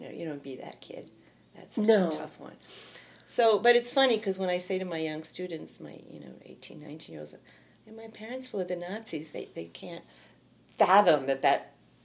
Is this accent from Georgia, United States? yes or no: no; New York City, New York, United States; I'm from Queens.